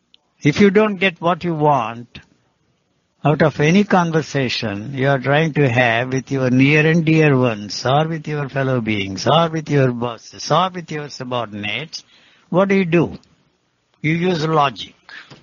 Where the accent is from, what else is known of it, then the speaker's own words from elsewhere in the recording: India; English is a second language; moved away; also born or lived in Switzerland / United States; I came from India. I have spent more time in the Western countries, in America, and in Switzerland, everywhere.